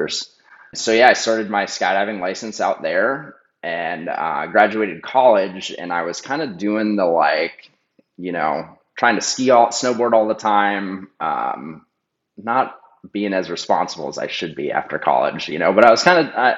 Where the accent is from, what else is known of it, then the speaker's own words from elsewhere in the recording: Vermont, United States; I grew up in Vermont